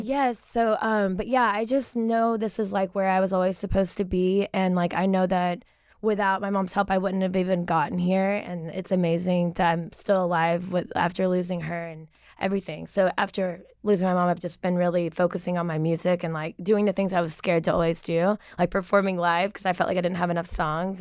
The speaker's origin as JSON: {"language": "English", "town": "Knoxville", "region": "Tennessee", "country": "United States", "tie": "born or raised there", "said": "I'm from Knoxville, Tennessee. I lived there my entire life in the same house."}